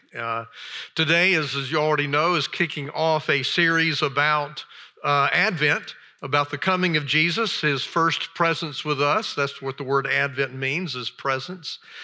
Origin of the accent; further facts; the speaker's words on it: Alabama, United States; moved away as an adult; also born or lived in Chicago area / Oxford, Mississippi; I grew up in Alabama